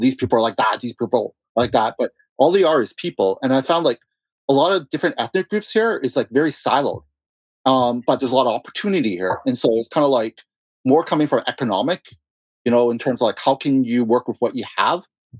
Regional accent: Russia; you know, I came from Russia. You know, a lot of clients are from Dubai and Russia.

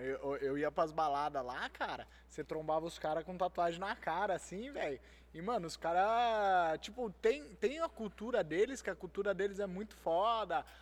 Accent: Itatiba, São Paulo, Brazil; Eu sou de Itatiba, é pequeno

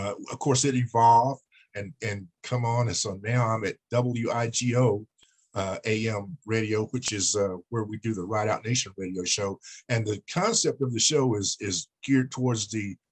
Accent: Princeton, West Virginia, United States; moved away as an adult; also born or lived in Atlanta, Georgia; I am originally from Princeton, West Virginia. And, you know, after I left Princeton, West Virginia, I went into the United States Air Force.

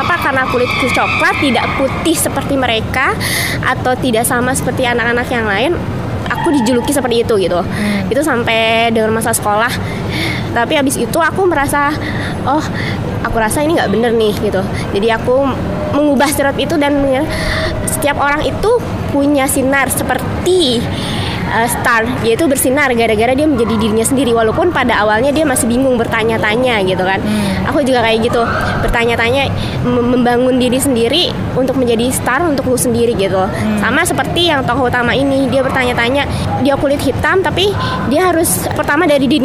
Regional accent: Jakarta, Indonesia; Aku kan orang Betawi ya, terus teman-teman aku sering banget bilang kayak orang Betawi tuh pasti deh suaranya kenceng, keras, terus nyablak gitu kalau ngomong.

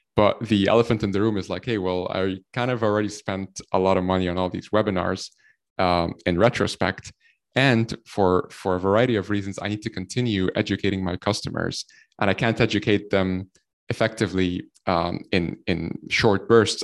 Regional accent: Egypt; now in Ireland; I'm from Egypt. Uh, we're based here out of, uh, Ireland. And, uh, I've been in Ireland for the last, like, ten, eleven years or so

